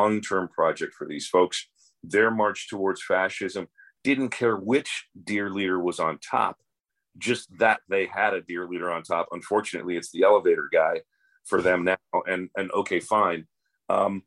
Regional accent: United States; I'm a mutt just like every other American

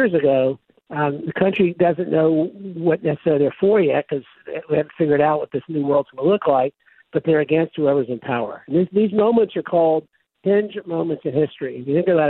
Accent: the South, United States; I grew up in the South, and the South was the last part of the country to get electricity.

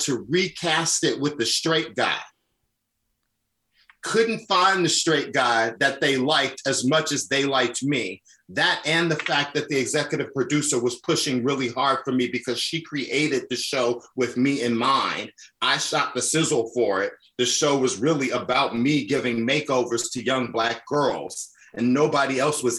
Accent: Chicago, Illinois, United States; I'm from the South Side of Chicago. I was that little Black gay kid that was bullied

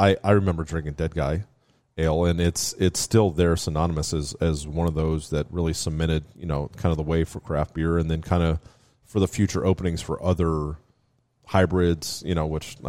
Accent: Washington, United States; also born or lived in Miami, United States; Yeah, so I grew up in the Pacific Northwest. My old man still lives out there.

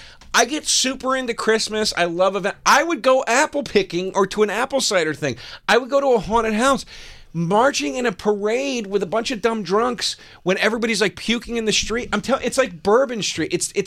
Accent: Philadelphia, Pennsylvania, United States; because of being from Philly.

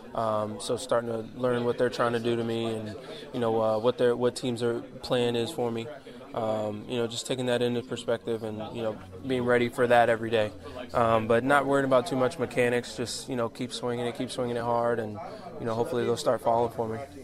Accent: Fort Lauderdale, Florida, United States; getting to play for my hometown team in front of my fan, my hometown fans and fam- family and friends

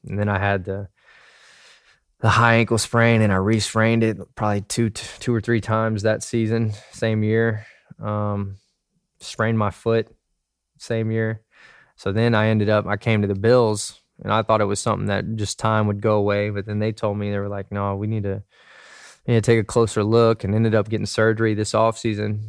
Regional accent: Dallas, Texas, United States; moved away; I was from Dallas.

